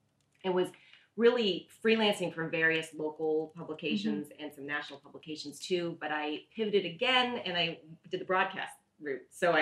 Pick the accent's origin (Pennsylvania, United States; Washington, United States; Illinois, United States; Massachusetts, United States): Massachusetts, United States; Norwell; I am from Massachusetts. I grew up about 20 minutes south of Boston, so I'm a huge Red Sox fan.